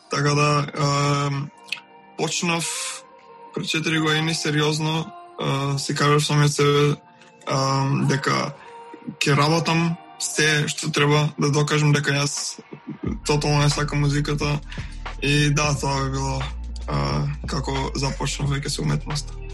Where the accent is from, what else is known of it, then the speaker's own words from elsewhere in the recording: Veles, Vardar, North Macedonia; А, доаѓам од Велес